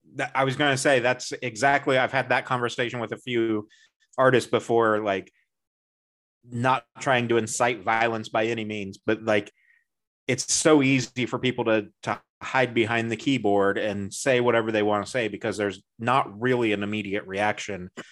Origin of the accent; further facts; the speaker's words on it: Midwest, United States; I'm from the Midwest